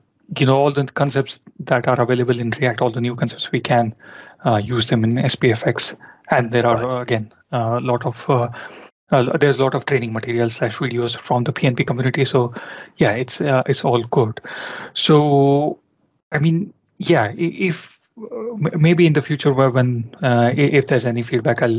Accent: India; moved away as an adult; now in London, United Kingdom; I'm basically from India. I was born and brought up there and I started working in India

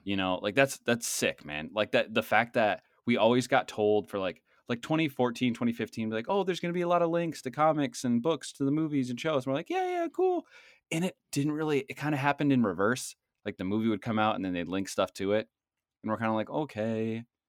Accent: Boston, Massachusetts, United States; accent: Boston; my Boston accent

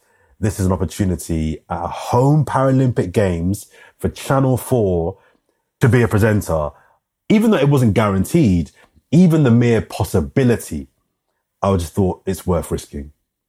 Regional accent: London, United Kingdom; also born or lived in Brockley / West Dulwich; Born and raised in Brixton, for those that know South London. Born in Brixton. I grew up in South London. So I lived in Brixton for a couple of years after I was born.

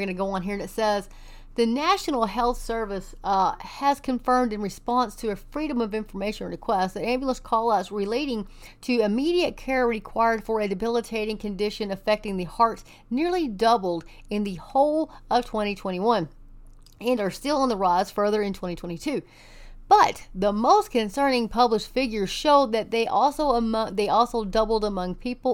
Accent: Texas, United States; I am from Texas and we don't sound like

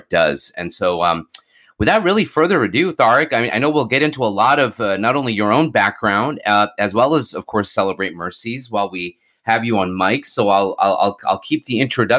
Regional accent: Houston, Texas, United States; I was born in Texas, although I spent most of my young life in Houston

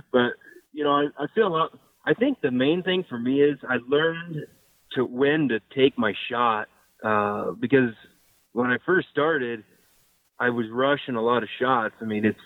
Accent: Nebraska, United States; I'm from Nebraska

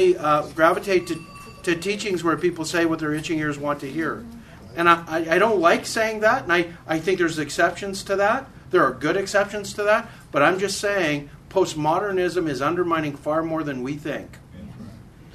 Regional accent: Canada; moved away as an adult; now in United States; I'm a Canadian. I did not move here until I was 36

